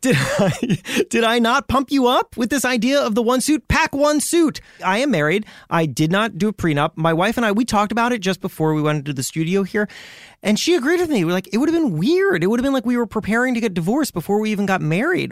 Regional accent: Miami, Florida, United States; I grew up in Miami

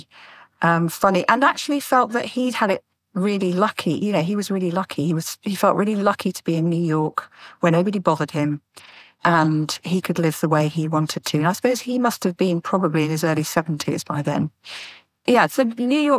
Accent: Doncaster, Yorkshire and the Humber, United Kingdom; now in North Devon, United Kingdom; I was born in Doncaster in Yorkshire, and I'm currently living in North Devon, just by the sea

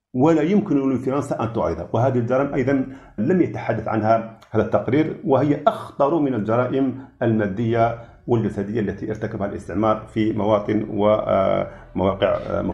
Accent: Algeria; نحن كجزائريين

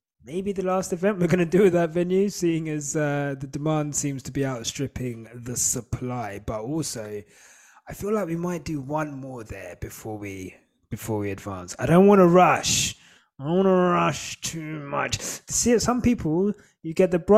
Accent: United Kingdom; I'm Black British more than I am British

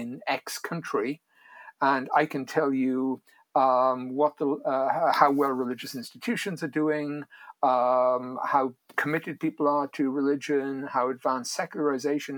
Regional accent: Wales, United Kingdom; moved away as an adult; now in United States; I grew up in Wales. I came to the United States in 1980.

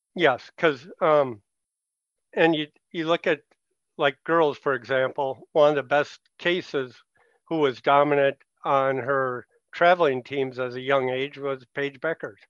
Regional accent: Richfield, Minnesota, United States; growing up in Richfield in the seventies

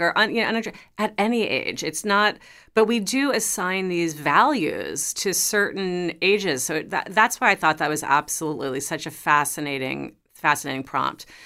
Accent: New York City, New York, United States; I grew up in New York City. I was, like, a New York teen

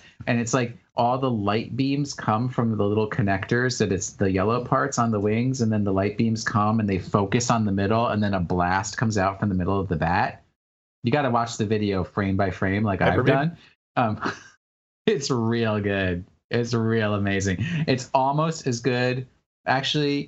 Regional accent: Hawaii, United States; also born or lived in New York; going from New York to Hawaii and like having to meet new people and everything when I was just a little tiny little kid

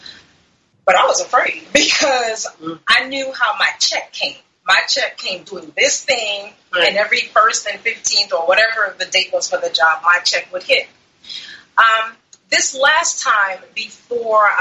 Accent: New York City, New York, United States; also born or lived in Maryland; now in Florida, United States; I'm originally from Brooklyn, New York, and I spent the last maybe about 20 years or so living in Maryland, and I recently moved to Florida

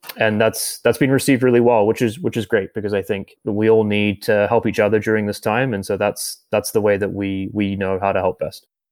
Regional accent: New Zealand; moved away as an adult; now in Canada; my home country of New Zealand. And I moved to Canada about nine years ago.

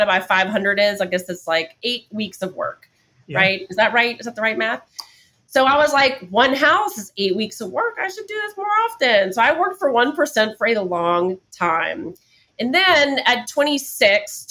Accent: New Orleans, Louisiana, United States; now in Atlanta, United States; I'm from New Orleans and we're very eclectic

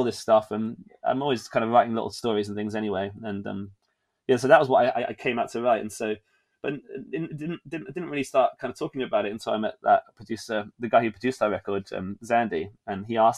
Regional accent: England, United Kingdom; being an English person in a place that was unfamiliar

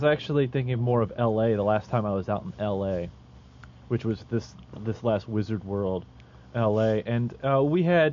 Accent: Midwest, United States; I'm from the Midwest

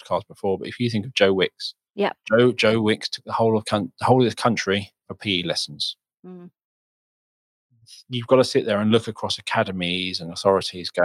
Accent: United Kingdom; I'm British

